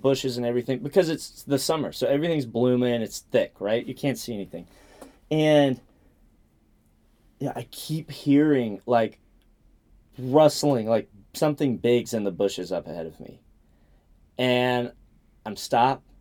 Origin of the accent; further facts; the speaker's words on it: the Appalachians, Southeast, United States; I'm from the Southeast